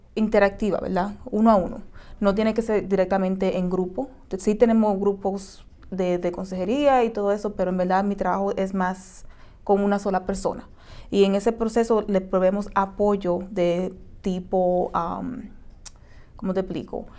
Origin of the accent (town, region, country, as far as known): Dominican Republic; now in United States